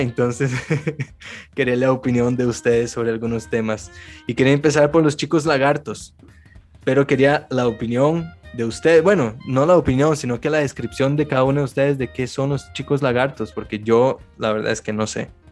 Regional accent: Brazil; moved away; yo vengo de Brasil

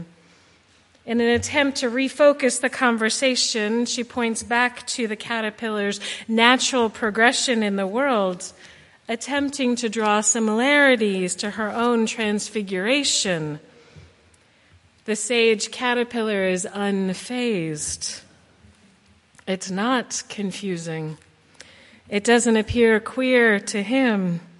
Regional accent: Bethesda, Maryland, United States; I was raised UU here in Maryland

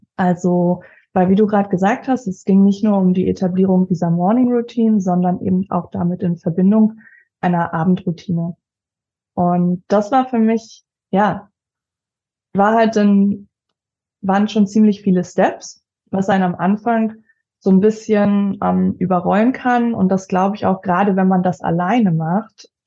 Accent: Leipzig, Saxony, Germany; Ich komme aus Leipzig

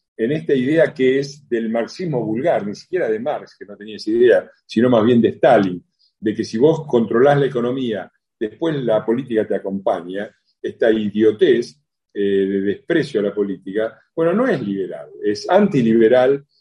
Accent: Argentina; somos buenos los argentinos

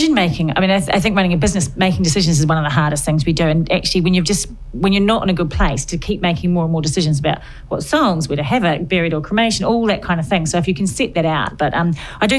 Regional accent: New Zealand; now in England; I'm from New Zealand, and I was brought up Catholic

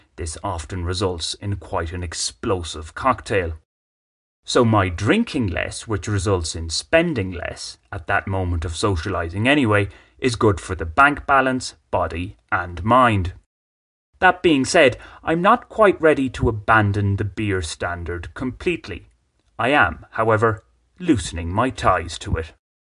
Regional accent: Ireland; moved away as an adult; now in Bogotá, Colombia; As somebody who grew up in rural Ireland

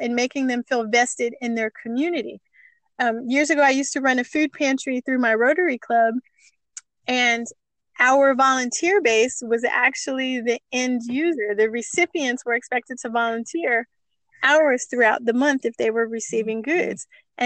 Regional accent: El Paso, Texas, United States; also born or lived in Los Angeles, California; my hometown of El Paso, Texas.

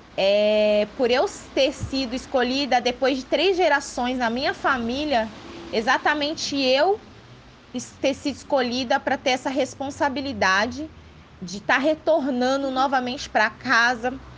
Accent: Ilhéus, Bahia, Brazil; eu sou de Léus, da Bahia

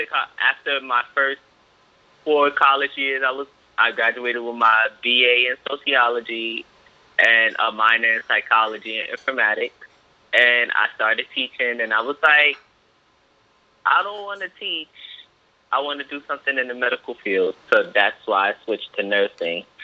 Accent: New York City, New York, United States; accent: southern twang; I was born and raised in New York

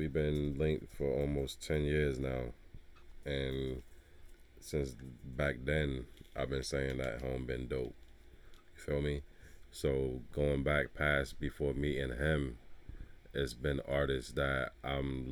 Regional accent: Hartford, Connecticut, United States; I'm from Hartford

